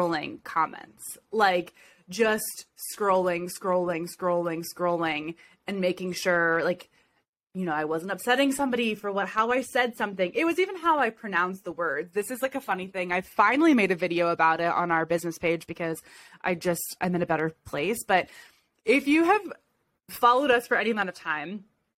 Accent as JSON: {"language": "English", "region": "Ohio", "country": "United States", "said": "I'm from Ohio"}